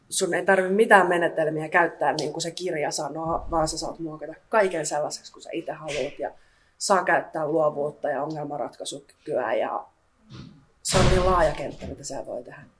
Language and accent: Finnish; Lahti, Päijät-Häme, Finland; moved away as an adult; now in Kouvola, Finland; mä oon 22-vuotias ja mä oon kotoisin Lahdesta.